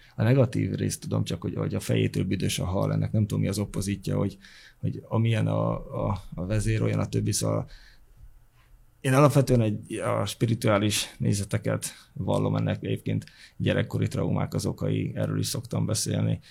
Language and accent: Hungarian; Hungary; also born or lived in Sopron / Fertőd / Veszprém; now in Budapest, Hungary; vidéki gyerek vagyok, Sopron, Fertőd, Veszprém, és így kerültem Budapestre.